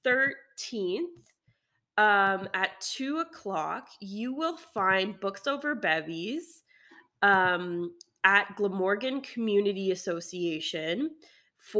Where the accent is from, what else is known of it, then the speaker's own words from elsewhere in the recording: Canada; we're Canadian